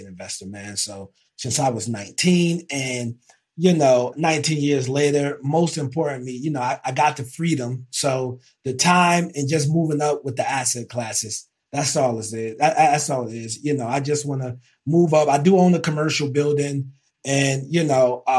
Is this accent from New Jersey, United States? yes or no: yes; Elizabeth, New Jersey, United States; moved away as an adult; now in Charlotte, United States; leaving New Jersey and from North Jersey. And we flipped that house in East Orange. I'm from Elizabeth. And I end up moving to Charlotte, North Carolina